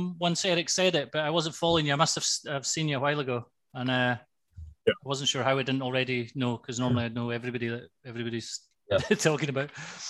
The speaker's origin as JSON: {"language": "English", "region": "Scotland", "country": "United Kingdom", "also_born_or_lived": "Highlands, Scotland", "moved": "yes", "lives_now": "Cyprus", "said": "I'm Scottish"}